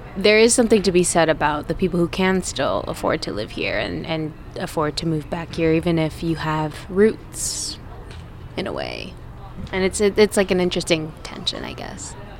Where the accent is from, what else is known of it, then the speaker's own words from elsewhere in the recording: Fairfield, California, United States; also born or lived in Vallejo, California / Portland; now in Oakland, United States; i grew up in Fairfield, California. I was born in Vallejo